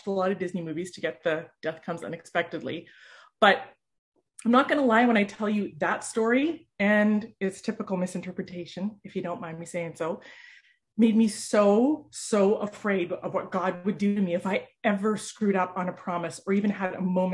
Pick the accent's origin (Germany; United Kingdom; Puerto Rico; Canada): Canada; as a Canadian